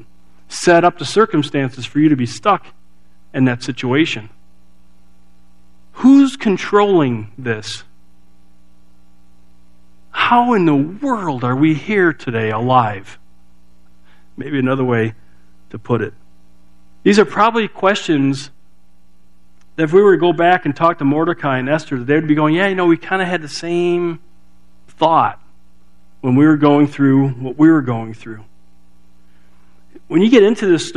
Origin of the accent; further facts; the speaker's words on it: Chicago, Illinois, United States; also born or lived in Colorado; now in Ohio, United States; I was growing up in Chicago